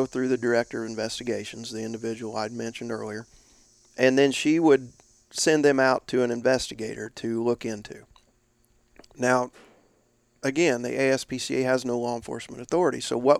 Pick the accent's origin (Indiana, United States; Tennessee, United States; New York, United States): Indiana, United States; northeast was my territory and my home state, Indiana.